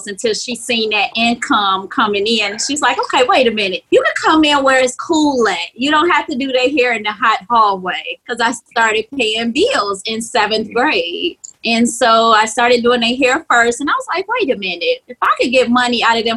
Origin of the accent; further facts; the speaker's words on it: Chicago, Illinois, United States; I was born and raised in Inglewood, and I was raised in a family building